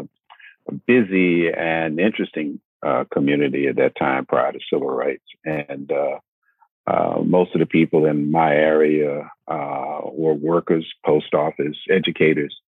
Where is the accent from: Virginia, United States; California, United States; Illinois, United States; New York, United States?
Virginia, United States; Norfolk; now in Richmond, United States; Born and raised in Norfolk, further down, about an hour south of here.